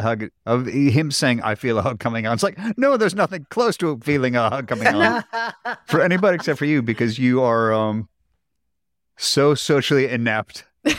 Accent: Seattle, Washington, United States; Well, being how I'm from Seattle, Washington, the Evergreen State, I should know the answer to this.

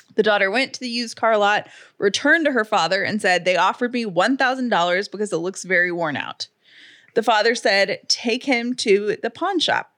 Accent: the South, United States; I'm from the South

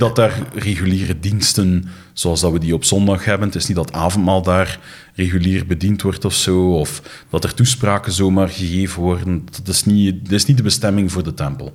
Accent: Flanders, Belgium; ze verwijzen naar ons als Belgen, maar eigenlijk bedoelen ze dan de Vlamingen

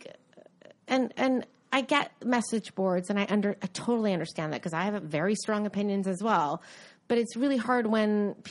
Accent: United States; I'm an American.

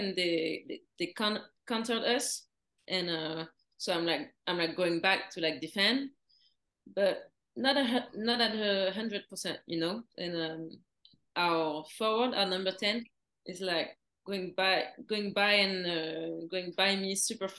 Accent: Paris, Île-de-France, France; moved away as an adult; also born or lived in Florida, United States; I grew up in Paris

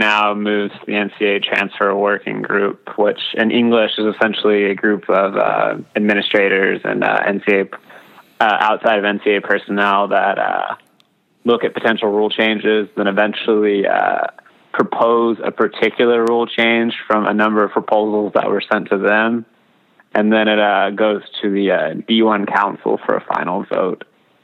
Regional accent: hometown of Navarro Community College, Texas, United States; Navarro Community College in my hometown

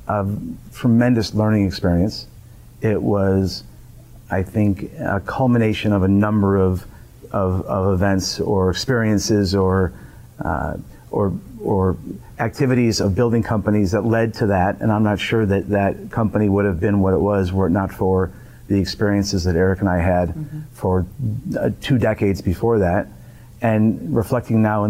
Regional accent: Michigan, United States; moved away as an adult; now in Chicago, United States; I grew up in Michigan.

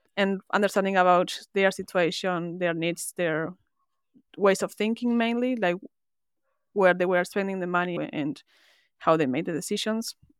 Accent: Argentina; moved away as an adult; now in Melbourne, Australia; I was born in Argentina and lived there

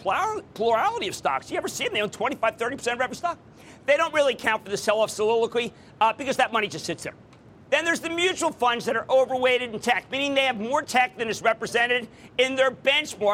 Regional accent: Philadelphia, Pennsylvania, United States; moved away; Coming to you from my hometown, the hometown of the Super Bowl champs, the hometown of the Philadelphia Eagles!

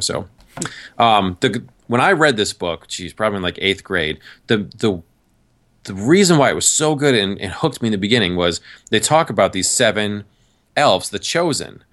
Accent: New York, United States; moved away as an adult; also born or lived in Massachusetts / Virginia; I grew up in New York

